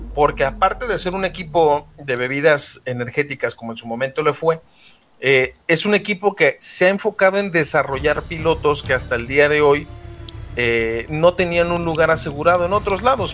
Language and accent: Spanish; Guadalajara, Jalisco, Mexico; mi natal eh, Guadalajara, Jalisco